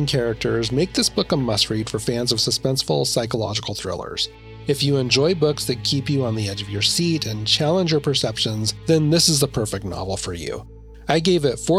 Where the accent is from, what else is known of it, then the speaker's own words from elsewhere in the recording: Idaho, United States; I grew up in Idaho, and we would go snowmobiling